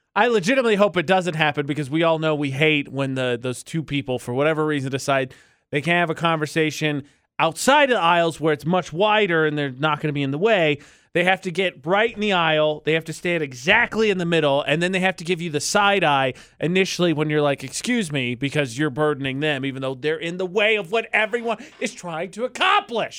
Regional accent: United States

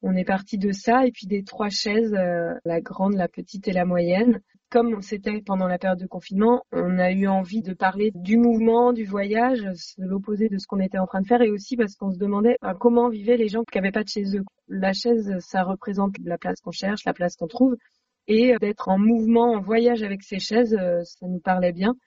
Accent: Saint-Nazaire, Pays de la Loire, France; j'habitais à Saint-Nazaire

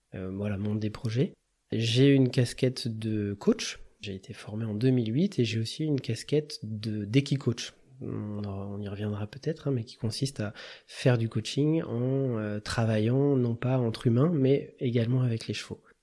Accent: Touraine, Centre-Val de Loire, France; now in Grenoble, France; je suis originaire de la Touraine, mes parents euh, habitent toujours à Tours

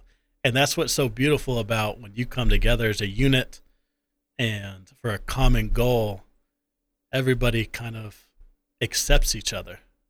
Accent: the South, United States; growing up in the South, for me, always being part of some kind of athletic team

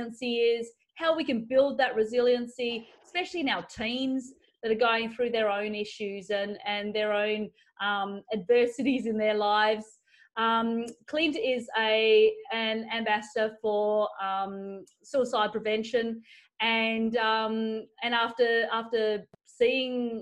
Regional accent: Australia; moved away; Australia, and my home country

